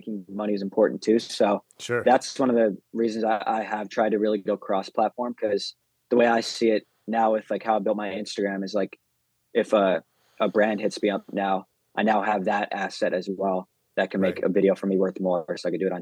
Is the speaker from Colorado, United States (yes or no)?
yes; Denver, Colorado, United States; I'm from Denver.